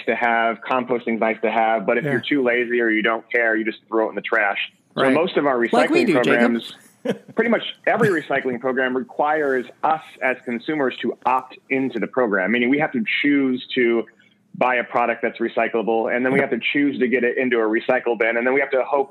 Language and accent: English; East Bay, near Berkeley, California, United States; moved away as an adult; now in Pasadena, United States; I'm from near Berkeley, actually. So, yeah, I'm from the East Bay area, and I moved down here